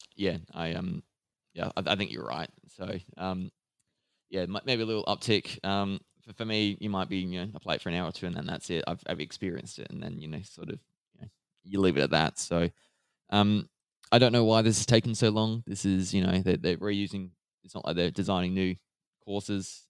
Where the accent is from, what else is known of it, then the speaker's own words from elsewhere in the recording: Australia; as an Australian